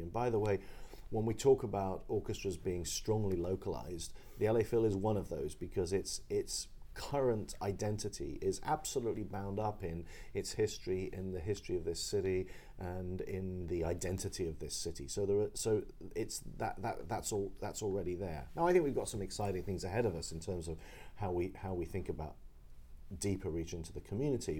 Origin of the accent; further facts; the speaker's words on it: London, United Kingdom; now in Los Angeles, United States; I grew up in London